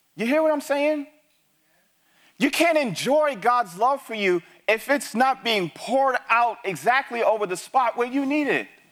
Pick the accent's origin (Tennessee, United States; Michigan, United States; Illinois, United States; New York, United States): New York, United States; New York City; moved away; also born or lived in Texas; I grew up in the Bronx